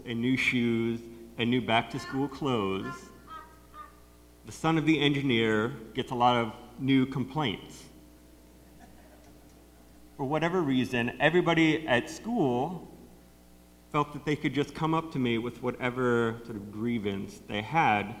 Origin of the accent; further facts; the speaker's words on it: North Canton, Ohio, United States; When I was growing up, my dad was the city engineer for the city of North Canton, which is my hometown